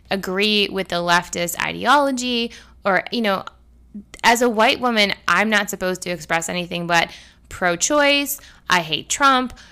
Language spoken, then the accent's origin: English; Canada; now in United States; I am not originally from this country. I was born and raised in Canada